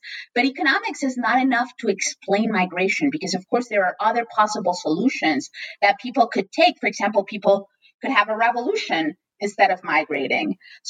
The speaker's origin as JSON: {"language": "English", "region": "Mexico City", "country": "Mexico", "tie": "born or raised there", "also_born_or_lived": "Chicago, United States", "moved": "as an adult", "lives_now": "United States", "said": "Yes. So I was born in Mexico City and I grew up there. I eventually moved to the United States"}